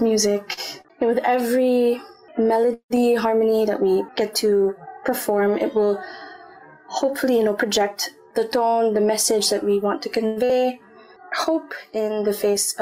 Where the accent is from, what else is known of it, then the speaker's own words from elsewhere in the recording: Calamba, Calabarzon, Philippines; moved away as an adult; now in Singapore; we're both from Calamba